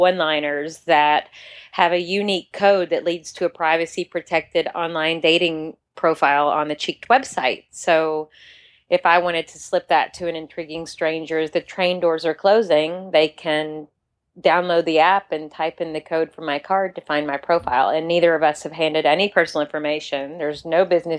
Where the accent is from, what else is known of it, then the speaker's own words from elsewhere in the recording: Kentucky, United States; moved away; also born or lived in New York City; I'm from Kentucky, and I was practicing architecture in New York City for 15 years.